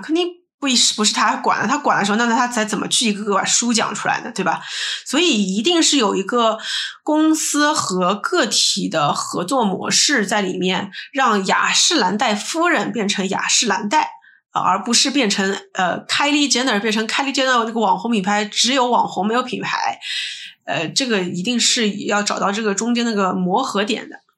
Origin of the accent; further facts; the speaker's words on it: China; also born or lived in United States; 我们中国人还是有很多从众的心理在的